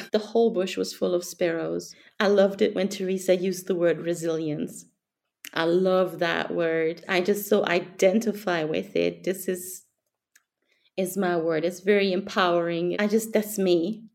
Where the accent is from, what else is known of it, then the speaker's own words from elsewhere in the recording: Germany; I'm from Germany.